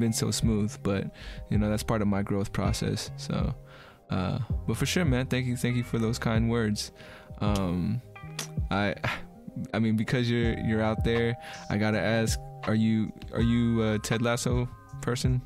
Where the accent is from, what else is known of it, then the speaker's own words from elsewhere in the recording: United States; being an American